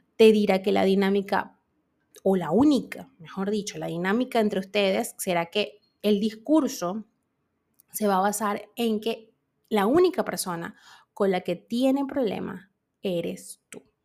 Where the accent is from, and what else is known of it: Venezuela